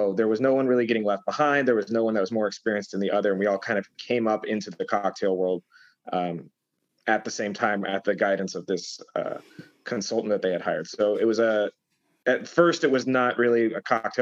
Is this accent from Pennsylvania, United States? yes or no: no; Denver, Colorado, United States; moved away as an adult; also born or lived in Boulder, Colorado / Leadville, Colorado; now in New York City, United States; Born and raised in Colorado